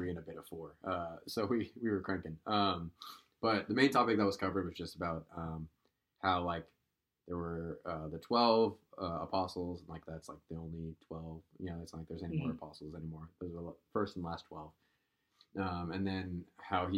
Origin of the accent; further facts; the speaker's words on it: Kentucky, United States; me in Kentucky